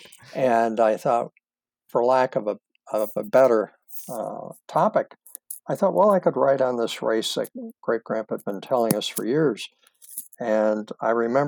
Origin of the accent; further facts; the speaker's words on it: Springville, New York, United States; born and raised in Springville, New York, south of Buffalo, New York